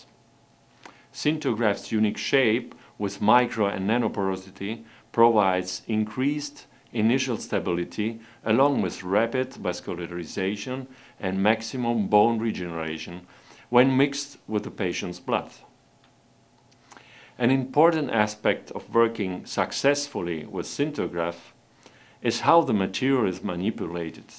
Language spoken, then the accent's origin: English; Italy; I'm a dentist from Italy. I practice in Rome